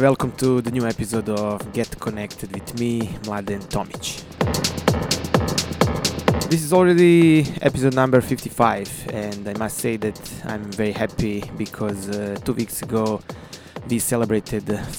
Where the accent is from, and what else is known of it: Banja Luka, Republika Srpska, Bosnia & Herzegovina; born or raised there